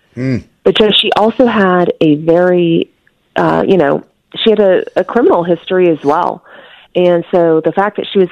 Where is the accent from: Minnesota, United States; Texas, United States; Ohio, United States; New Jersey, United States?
Texas, United States; Houston; I'm actually originally from Houston, so I'm very familiar with that church